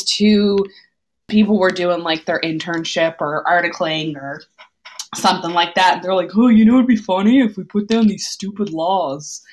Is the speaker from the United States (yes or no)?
no; Canada; we're from Canada.